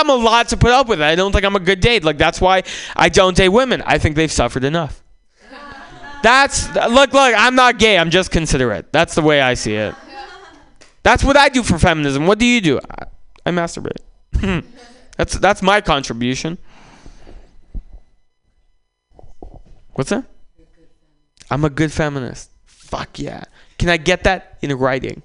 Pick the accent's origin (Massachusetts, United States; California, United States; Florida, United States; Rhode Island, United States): California, United States; San Francisco; born or raised there; also born or lived in Russia